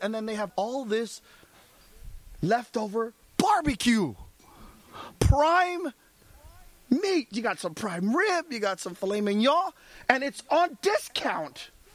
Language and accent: English; United States; I'm an American